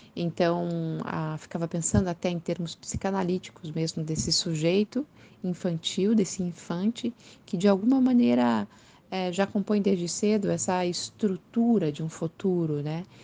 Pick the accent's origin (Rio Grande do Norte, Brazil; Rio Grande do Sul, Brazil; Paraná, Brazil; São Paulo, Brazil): Paraná, Brazil; Curitiba; sou de Curitiba, moro em Curitiba nesse momento.